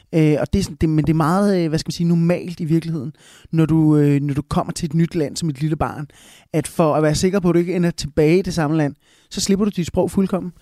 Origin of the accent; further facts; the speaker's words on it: Smørum, Capital Region of Denmark, Denmark; accent: Copenhagen; first language Spanish; also born or lived in Bogotá, Colombia; now in Copenhagen, Denmark; jeg voksede op derude i Smørum